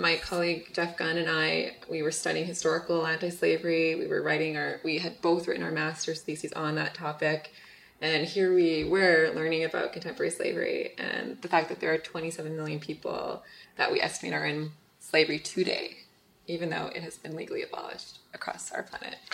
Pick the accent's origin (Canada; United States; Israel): Canada; Winnipeg, Manitoba; in my hometown and, and actually literally in my backyard in Winnipeg